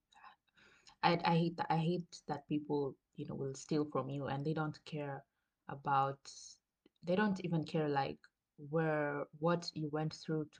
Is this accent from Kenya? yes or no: yes; Coast, Kenya; moved away as an adult; now in Germany; I am from the coast, literally, and it's never cold at the coast